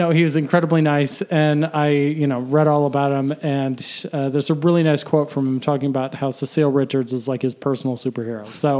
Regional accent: Ohio's 8th congressional district, United States; born or raised there

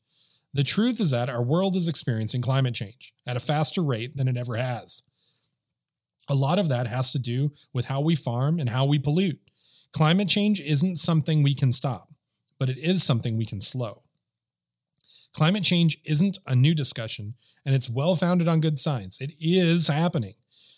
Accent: Minnesota, United States; also born or lived in Fentress County, Tennessee; now in Cookeville, United States; growing up in Minnesota and watering the lawn being something that was done on regular maintenance piece for living in a suburban housing development.

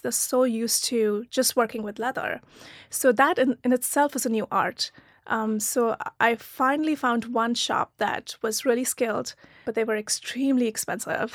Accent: Pune, Maharashtra, India; moved away as an adult; also born or lived in Meerut, India / Germany; now in United States; I was born in a small town called Meerut, um, in the north of India, but I grew up in Pune, which is near Mumbai.

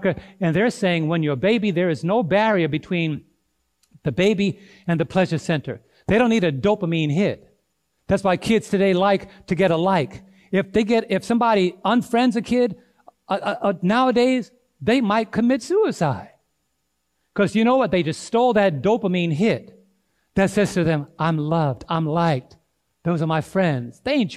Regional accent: New York City, New York, United States; now in Thompsonville, United States; When I was growing up in New York City, we had a lady at church that will give kids candy every Sabbath

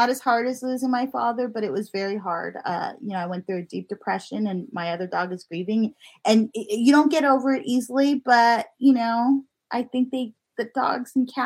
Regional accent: Southern California, United States; moved away; also born or lived in Houston; I grew up in SoCal

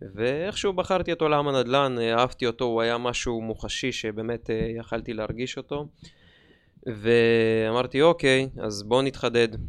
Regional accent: Dimona, Southern District, Israel; במקור אני דימונאי

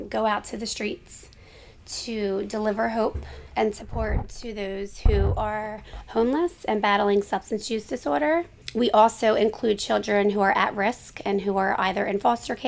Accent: Philadelphia, Pennsylvania, United States; moved away as an adult; now in New Jersey, United States; born and raised in Kensington

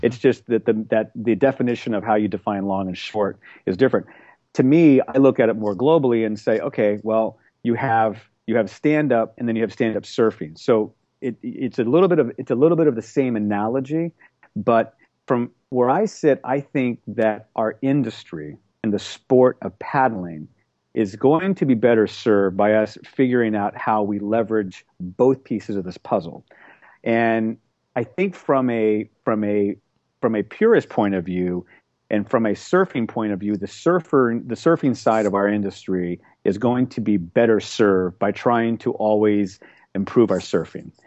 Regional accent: Oklahoma, United States; also born or lived in Seattle; now in Manhattan Beach, United States; we grew up in Oklahoma

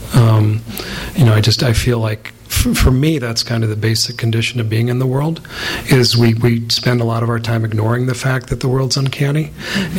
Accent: the West, United States; growing up in the West

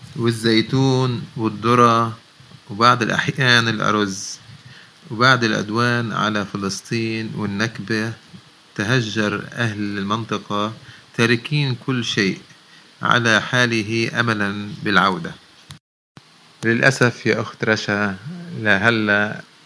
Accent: Lebanon; إحنا ربينا بلبنان

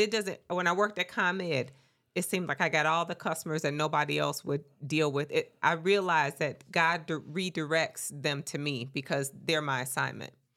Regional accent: Mississippi, United States; I am from Mississippi

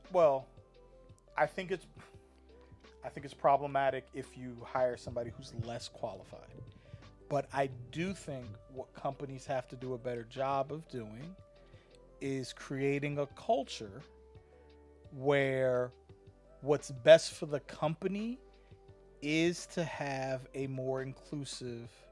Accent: Hampton, Virginia, United States; I grew up in Hampton, it was black, white, and there was a mixture of like Asian ethnicity

